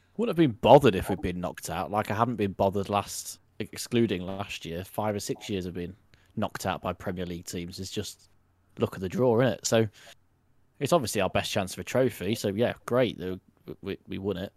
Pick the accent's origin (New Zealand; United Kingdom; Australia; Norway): United Kingdom; Midlands; I'm twenty-six, I'm from the Midlands.